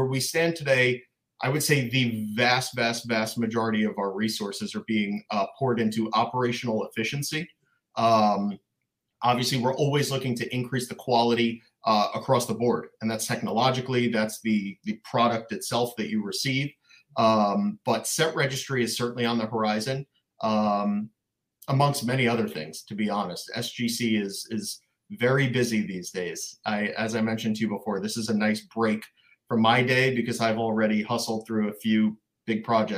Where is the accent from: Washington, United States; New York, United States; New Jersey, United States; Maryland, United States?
New York, United States; Long Island; But anyway, I grew up in Long Island, New York.